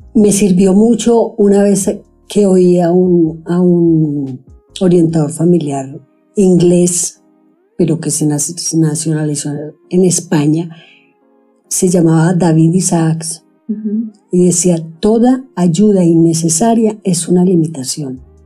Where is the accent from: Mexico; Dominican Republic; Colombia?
Colombia; Sonsón, Antioquia; now in Medellín, Colombia; Yo crecí en Sonsón, estudiaba en el colegio